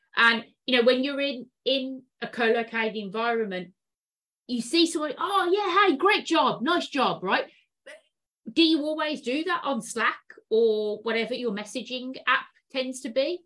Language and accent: English; United Kingdom; now in San Francisco, United States; UK, UK, born and bred